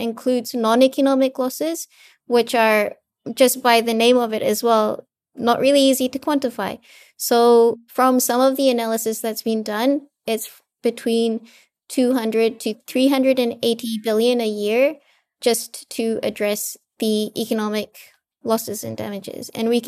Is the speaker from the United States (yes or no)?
no; Fiji; I'm actually from Fiji, so I'm from a small island developing state in the Pacific.